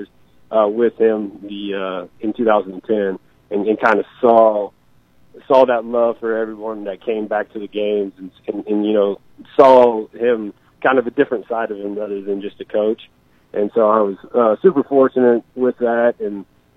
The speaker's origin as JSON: {"language": "English", "town": "Maryville", "region": "Missouri", "country": "United States", "tie": "born or raised there", "said": "I grew up on the South Walnut Street here in Maryville"}